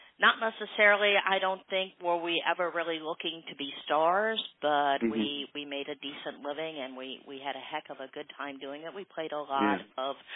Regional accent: St. Louis, Missouri, United States; I am born and raised in St. Louis, Missouri.

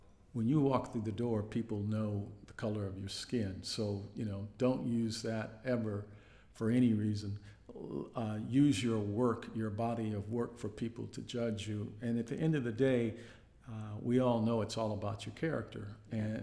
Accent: Compton, California, United States; also born or lived in Houston, Texas; I grew up in Compton

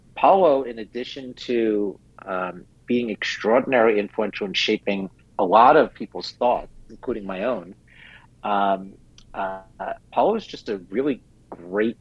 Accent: New York City, New York, United States; I was a really tall Jew growing up in New York City at 5'9"

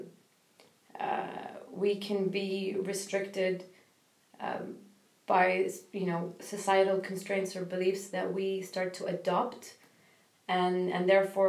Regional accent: Kuwait; I'm from Kuwait

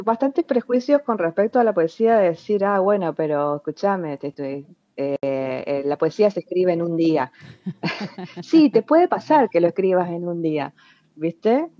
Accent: Fontana, Chaco, Argentina; now in Resistencia, Argentina; nací en Resistencia accidentalmente, porque toda mi familia vive en Fontana, que es una ciudad pegada a Resistencia

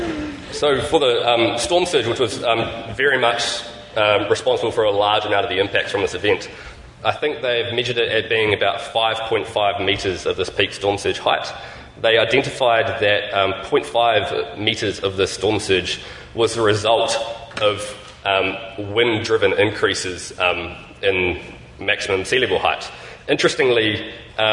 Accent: New Zealand; I'm from New Zealand

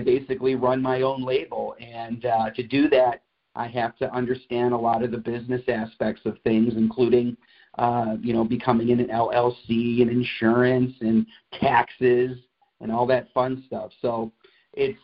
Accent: Cleveland, Ohio, United States; moved away as an adult; I was born and raised in Cleveland.

